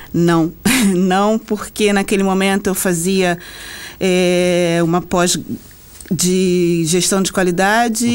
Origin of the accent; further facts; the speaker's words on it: Rio de Janeiro, Brazil; no Rio de Janeiro, de onde eu sou